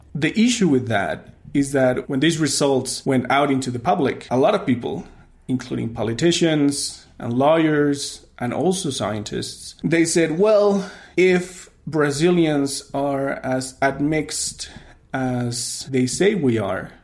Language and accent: English; Mexico City, Mexico; when I was growing up in Mexico City